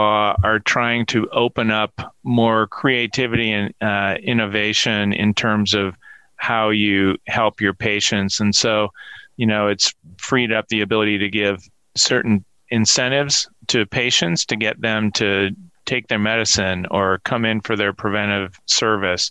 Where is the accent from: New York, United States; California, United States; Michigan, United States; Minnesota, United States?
Minnesota, United States; my home state of Minnesota